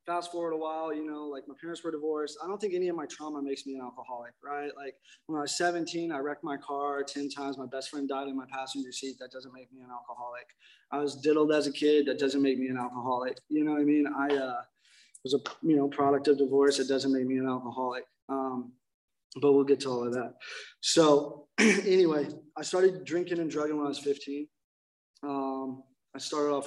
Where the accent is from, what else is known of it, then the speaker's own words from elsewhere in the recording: Indiana, United States; now in Laguna Niguel, United States; I'm not from here. I'm originally from Indiana